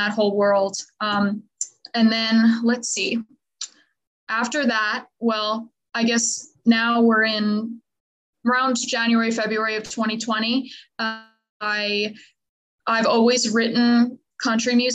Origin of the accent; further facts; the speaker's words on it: Long Island, New York, United States; now in Nashville, United States; I am originally from Long Island, New York